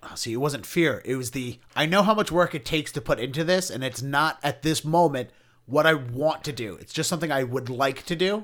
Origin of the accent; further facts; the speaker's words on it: Baltimore, Maryland, United States; moved away as an adult; now in Boston, United States; I grew up in Baltimore County